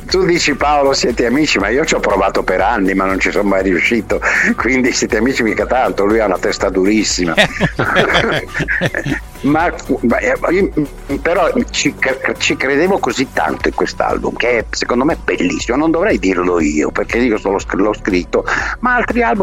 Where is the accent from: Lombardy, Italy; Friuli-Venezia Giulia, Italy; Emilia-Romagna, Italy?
Lombardy, Italy; Milan; Io sono milanese tantissimo, sono interista ovviamente, e sono milanese, perché per tante ragioni, perché sono 75 anni che sono a Milano, 86